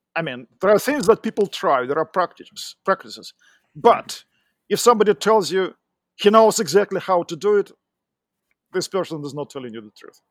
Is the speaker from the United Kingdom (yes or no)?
no; Russia; accent: Russian; English is a second language; moved away as an adult; also born or lived in Moscow; now in United States; I'm originally from Russia. You can tell b-, by my accent